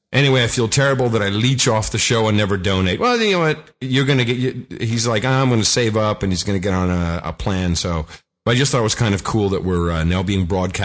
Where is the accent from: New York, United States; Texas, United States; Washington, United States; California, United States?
New York, United States; Buffalo